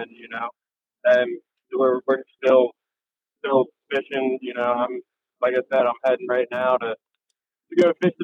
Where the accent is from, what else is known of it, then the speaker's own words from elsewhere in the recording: Frederick, Maryland, United States; moved away as an adult; now in Ocean City, United States; I'm originally from Frederick, Maryland, over on the Western Shore.